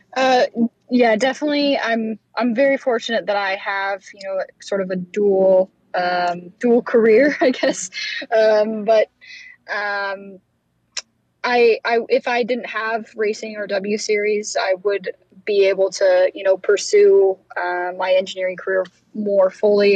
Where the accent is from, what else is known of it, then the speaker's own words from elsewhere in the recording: Colorado, United States; when we were growing up in Colorado